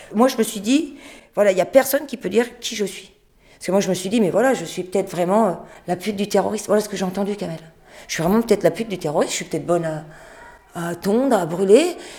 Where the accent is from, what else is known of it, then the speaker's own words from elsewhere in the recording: France; Je suis française